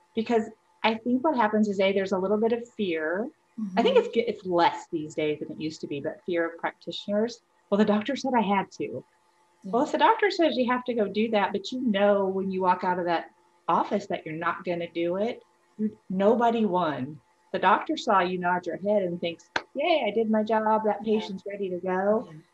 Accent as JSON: {"language": "English", "region": "Illinois", "country": "United States", "tie": "born or raised there", "moved": "as an adult", "lives_now": "Texas, United States", "said": "I grew up in Illinois."}